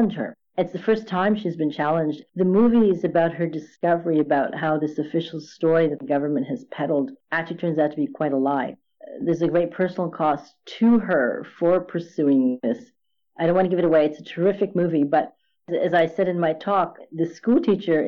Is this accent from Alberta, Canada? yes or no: no; Montreal, Quebec, Canada; also born or lived in India; growing up in Montreal in the 60s, well, early 70s